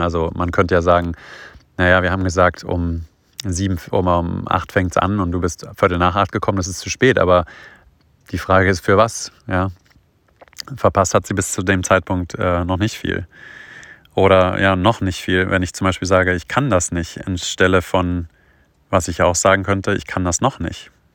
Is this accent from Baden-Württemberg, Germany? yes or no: no; towards Göttingen, Hannover, Lower Saxony, Germany; ich komme ja so aus dem Norden, so Richtung Göttingen, Hannover